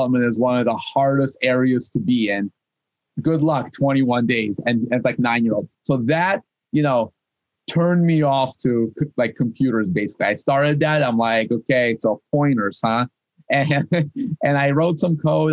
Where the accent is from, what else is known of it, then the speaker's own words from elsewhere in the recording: Moscow, Russia; English is a second language; also born or lived in Kyiv, Ukraine / San Francisco, United States; now in Boston, United States; I was born in Kiev. I moved to Moscow. I grew up in Moscow.